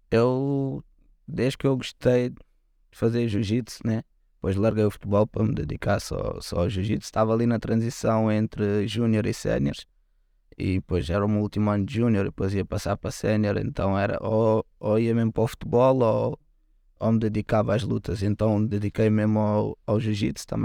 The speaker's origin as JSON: {"language": "Portuguese", "region": "Lisbon", "country": "Portugal", "tie": "born or raised there", "said": "eu sou do, do Lumiar, né?"}